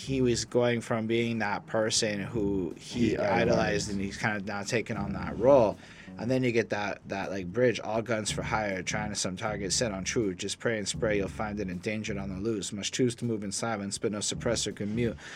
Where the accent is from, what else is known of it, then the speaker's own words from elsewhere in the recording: Montreal, Quebec, Canada; I come from Montreal